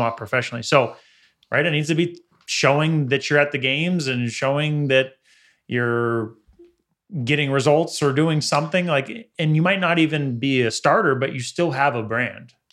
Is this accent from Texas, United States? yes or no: no; the Valley, California, United States; growing up in the Valley